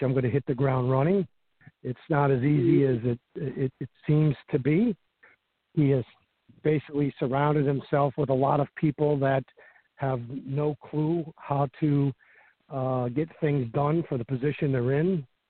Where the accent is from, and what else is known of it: Cohoes, New York, United States; born or raised there